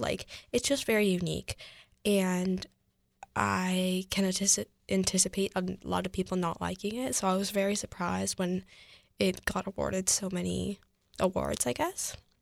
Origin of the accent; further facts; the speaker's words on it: United States; I'm Asian American, I'm fifty percent Korean, fifty percent Caucasian